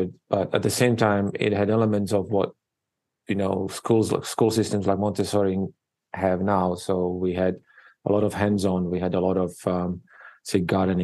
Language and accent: English; Slovakia; English is a second language; moved away as an adult; also born or lived in New York City, United States; now in Honolulu, United States; I was born and raised in Eastern Europe, in Slovakia, which is part of former Czechoslovakia